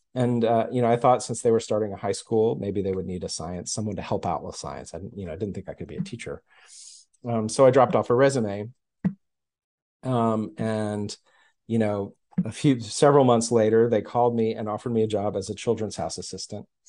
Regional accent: Houston, Texas, United States; also born or lived in New York; now in Austin, United States; I was born in New York. My family was born in New York, and we moved to Texas in the early nineteen seventies, like nineteen seventy-one, I guess, and I was, like, one and a half

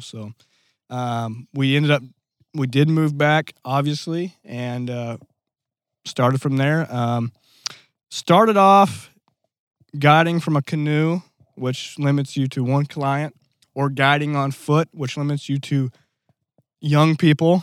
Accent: Black Rock, Arkansas, United States; I'm originally from a little town, um, of Black Rock.

